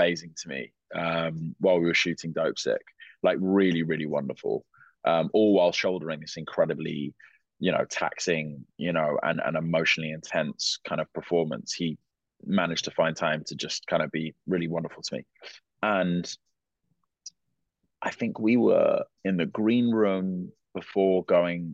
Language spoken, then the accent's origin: English; London, United Kingdom; I'm from London